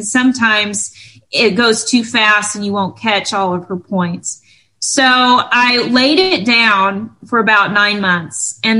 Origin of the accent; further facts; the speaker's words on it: West Texas, United States; now in Los Angeles, United States; my hometown where I'm from, which is way West Texas, and they have real thick accents